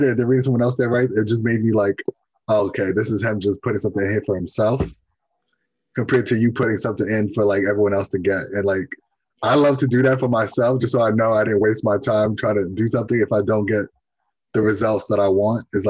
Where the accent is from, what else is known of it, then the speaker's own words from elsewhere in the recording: New York, United States; Me growing up in New York, I'm maybe 40 minutes away from the Five Boroughs